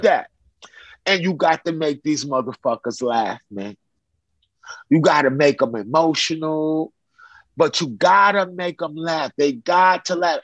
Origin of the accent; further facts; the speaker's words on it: New York City, New York, United States; moved away as an adult; also born or lived in Chicago; now in California, United States; I grew up in Brooklyn, in downtown Brooklyn